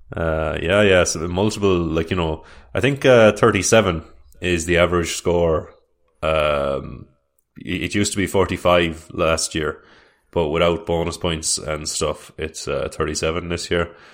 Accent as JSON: {"language": "English", "country": "Ireland"}